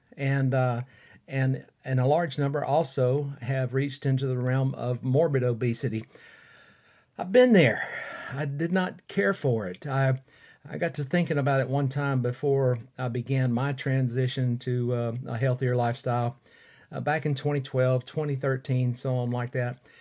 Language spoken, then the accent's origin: English; Fort Payne, Alabama, United States; recording in my hometown of Fort Payne, Alabama